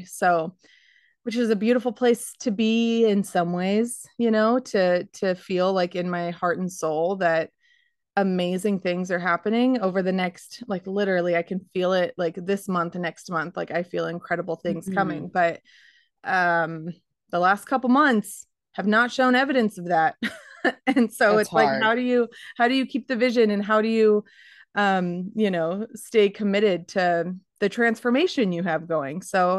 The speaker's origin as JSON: {"language": "English", "region": "Arizona", "country": "United States", "tie": "born or raised there", "said": "You know, we grew up in Arizona where it was 100 degrees for 6"}